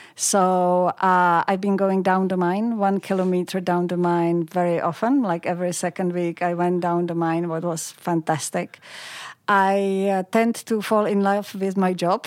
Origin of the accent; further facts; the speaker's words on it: Pilsen, Plzeň Region, Czechia; moved away as an adult; now in Australia; I grew up in, uh, Pilsen, which is a city close to the West German